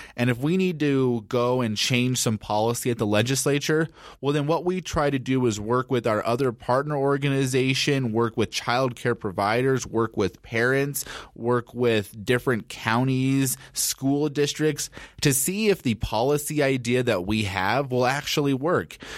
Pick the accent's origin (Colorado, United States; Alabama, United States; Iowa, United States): Colorado, United States; Denver; also born or lived in Boulder, Colorado; I am a Colorado native. I was born and raised in Denver.